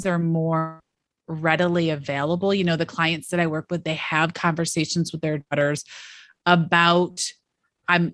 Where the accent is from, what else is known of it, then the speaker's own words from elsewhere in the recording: Western New York, United States; I grew up in Western New York